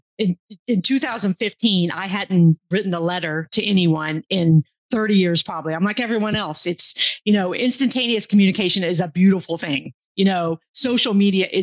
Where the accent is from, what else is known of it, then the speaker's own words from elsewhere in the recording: Houston, Texas, United States; moved away as an adult; also born or lived in England; I grew up in Houston, Texas. You know, I'm a Houston girl